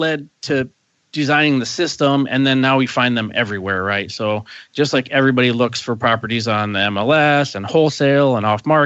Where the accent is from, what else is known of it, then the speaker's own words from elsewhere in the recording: Northeast Ohio, United States; moved away as an adult; also born or lived in Taos, New Mexico; I grew up in Northeast Ohio, and I left Ohio.